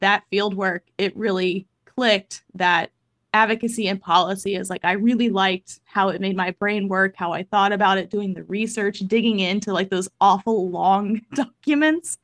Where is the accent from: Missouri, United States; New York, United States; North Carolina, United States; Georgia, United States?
Missouri, United States; Kansas City; moved away as an adult; also born or lived in Iowa; I am originally from Kansas City, Missouri